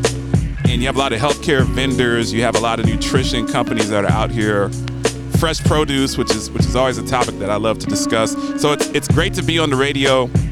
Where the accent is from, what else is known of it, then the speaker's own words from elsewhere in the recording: Hendersonville, Tennessee, United States; We're out here in Hendersonville, Tennessee. My hometown in suburban Nashville.